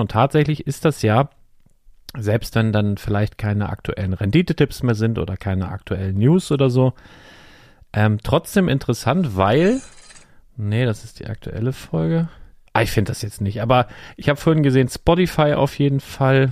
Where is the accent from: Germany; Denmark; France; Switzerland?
Germany; Northern Germany; als Norddeutscher